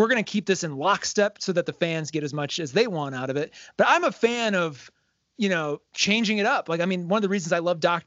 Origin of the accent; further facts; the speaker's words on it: South Dakota, United States; moved away; I'm from South Dakota